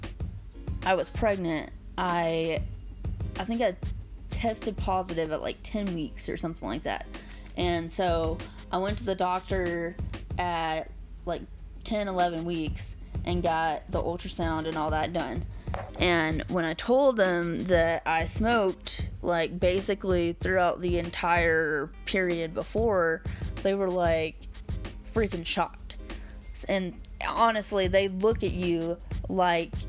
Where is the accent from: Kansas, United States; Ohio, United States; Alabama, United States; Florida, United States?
Alabama, United States; now in Colorado, United States; I'm from Alabama, and I have moved to Colorado with my boyfriend